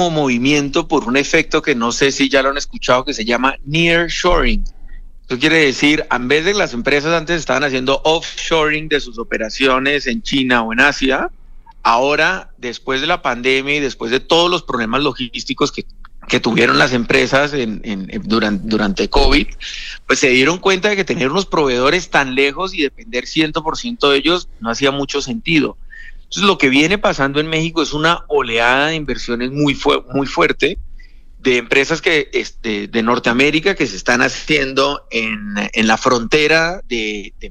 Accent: Colombia; Estamos hablando de, yo soy colombiano, 2.5 veces Colombia

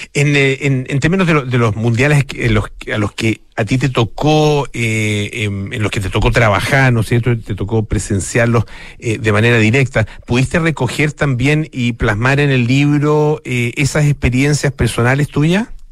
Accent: Chile; como chilenos

